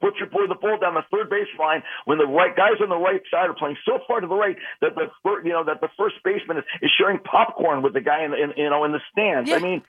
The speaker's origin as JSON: {"language": "English", "area": "Westchester", "region": "New York", "country": "United States", "tie": "born or raised there", "said": "I grew up in Westchester."}